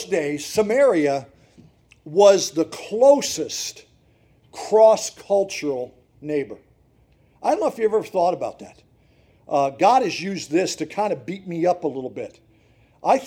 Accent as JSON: {"language": "English", "town": "Montrose", "region": "Pennsylvania", "country": "United States", "tie": "born or raised there", "said": "I grew up in Montrose, Pennsylvania"}